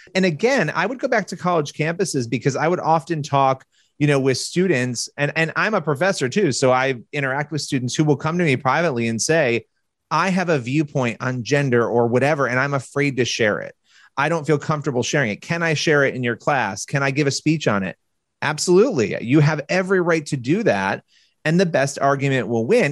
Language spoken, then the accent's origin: English; Rochester, New York, United States; I was born in Rochester, New York, which is not all that far from the Canadian border. I grew up going to Niagara Falls all the time.